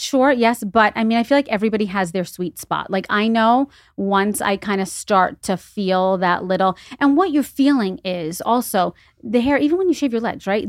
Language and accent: English; New York City, New York, United States; moved away as an adult; also born or lived in Los Angeles; now in Greenwich, United States; I am from the Bronx originally, born and raised twenty-five years, lived in Los Angeles for ten years